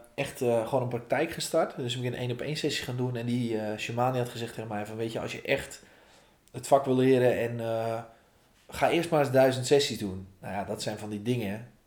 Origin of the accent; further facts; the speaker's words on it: Volendam, North Holland, Netherlands; ik kom uit Vallendam. Vallendam is het meest fantastische dorp van Nederland.